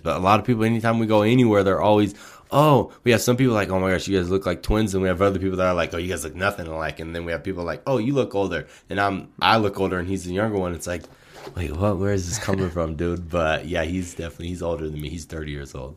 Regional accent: Portland, Oregon, United States; moved away as an adult; now in Colorado, United States; we're initially from Portland, Oregon

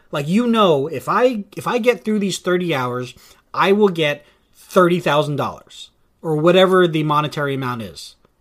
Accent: Vallejo, California, United States; here in my hometown, uh, of Vallejo

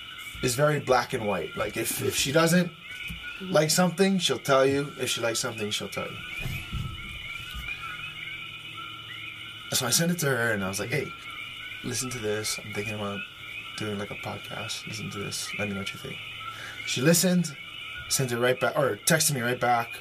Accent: Hilo, Hawaii, United States; I grew up in Hilo.

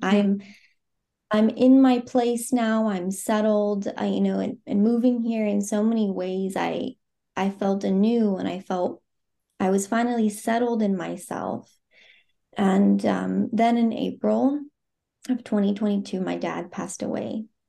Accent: Phoenix, Arizona, United States; moved away as an adult; now in Zurich, Switzerland; I am, um, born and raised in the U S, Um, I grew up in Phoenix, Arizona

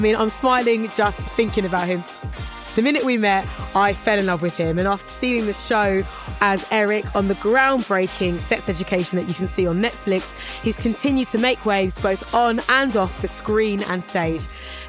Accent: Ghana; Now, I know I'm from Ghana, you are from Rwanda, but still

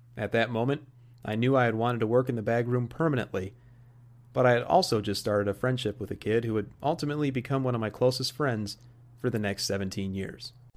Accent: Joliet, Illinois, United States; my account of growing up in my hometown and working at a private country club

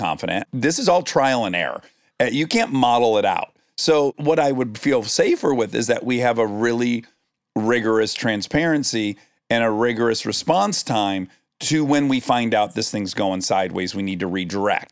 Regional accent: Detroit, Michigan, United States; I'm from Detroit, so I'm from the automotive industry.

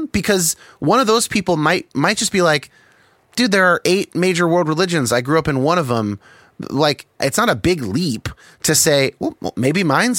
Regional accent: United States; isn't it convenient that I was raised in the United States, and so I'm more likely to think that Christianity is correct?

